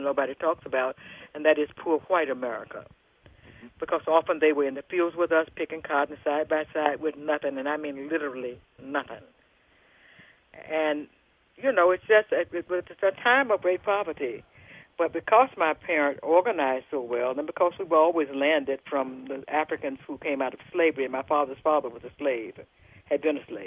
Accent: Jackson, Mississippi, United States; So I grew up in Jackson, Mississippi, which is central Mississippi.

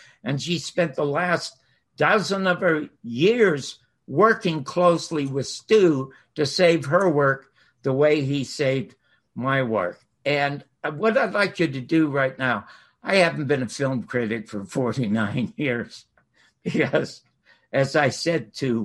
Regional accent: Toronto, Ontario, Canada; I'm from Toronto

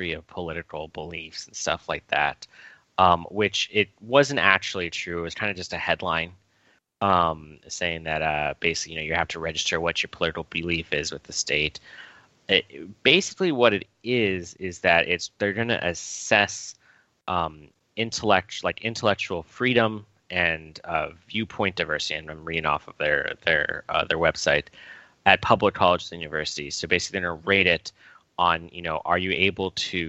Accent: New York, United States; I grew up in New York.

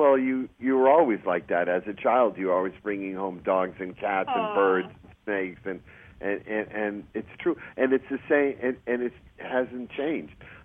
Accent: Chelsea, Massachusetts, United States; moved away as an adult; also born or lived in New York City; now in California, United States; I was from Chelsea, Mass.

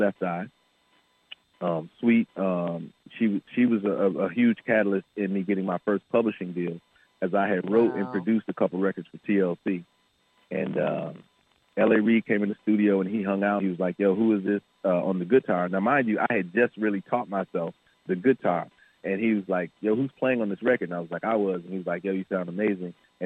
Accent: Flint, Michigan, United States; I'm from Flint, Michigan

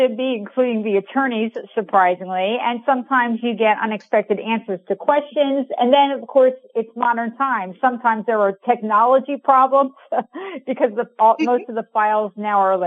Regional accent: New Jersey, United States; moved away as an adult; also born or lived in California; I grew up in New Jersey and I came to go to California to go to college

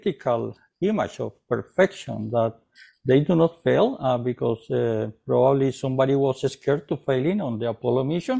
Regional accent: Colombia; now in Canada; I'm originally from South America, from Colombia.

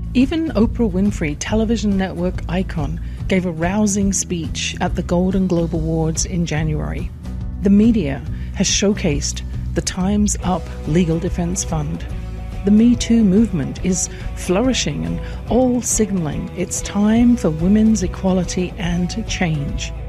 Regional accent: England, United Kingdom; I grew up in England

